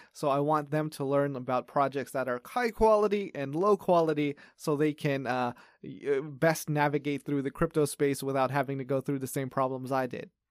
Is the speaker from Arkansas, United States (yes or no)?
no; Los Angeles, California, United States; moved away as an adult; now in Taiwan; I grew up in Los Angeles